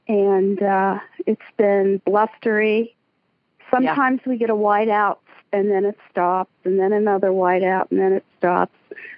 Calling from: Pennsylvania, United States; I'm calling from Pennsylvania.

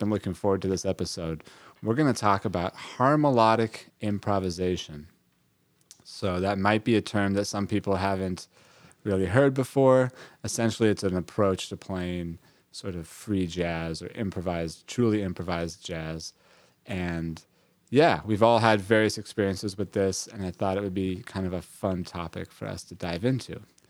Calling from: Brooklyn, New York, United States; I'm joining you from Brooklyn, New York.

